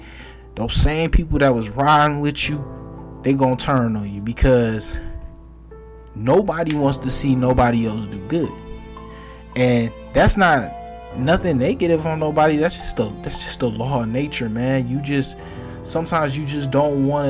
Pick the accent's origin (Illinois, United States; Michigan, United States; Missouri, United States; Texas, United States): Michigan, United States; Detroit; I'm gonna be from Detroit